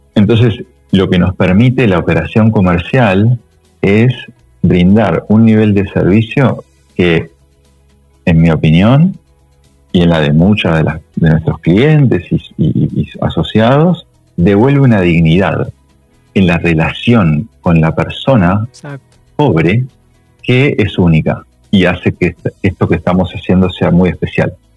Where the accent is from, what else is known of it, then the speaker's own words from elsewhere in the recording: Uruguay; moved away as an adult; also born or lived in United States; now in Argentina; yo soy uruguayo, llegué a Argentina después de 10 este, eh, años en Estados Unidos